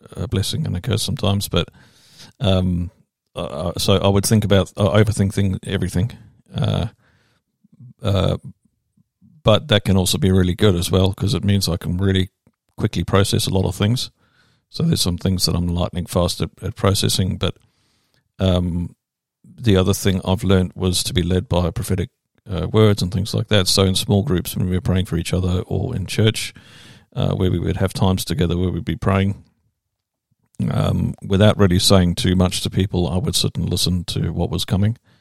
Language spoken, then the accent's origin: English; Durban, KwaZulu-Natal, South Africa; accent: English; moved away as an adult; also born or lived in England; now in New Zealand; I'm from the English part. I'm from Durban.